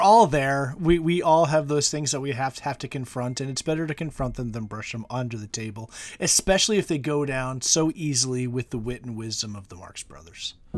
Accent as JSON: {"language": "English", "country": "United States", "said": "speaking as American"}